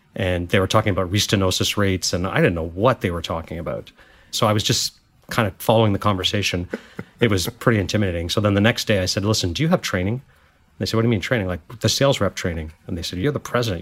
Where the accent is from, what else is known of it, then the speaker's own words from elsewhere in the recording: Montreal, Quebec, Canada; moved away as an adult; also born or lived in India / Goa / Paris; now in United States; growing up in Montreal and studied business.